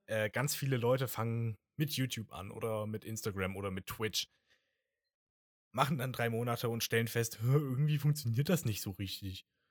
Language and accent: German; Germany; accent: German; mein deutscher Dialekt, äh, Akzent wieder